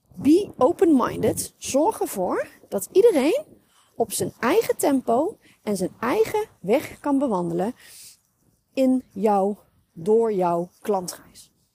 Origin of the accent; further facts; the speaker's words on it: North Brabant, Netherlands; bij ons in Brabant.